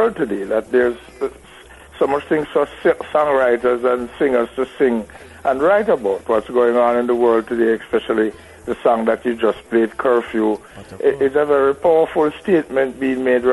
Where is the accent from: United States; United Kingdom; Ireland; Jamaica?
Jamaica; manners is a very important thing in us growing up in Jamaica